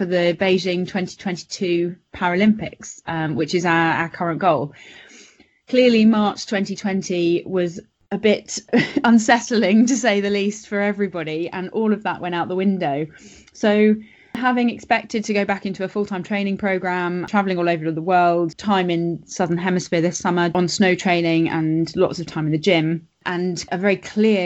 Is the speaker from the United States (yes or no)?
no; Switzerland; moved away; I grew up in Switzerland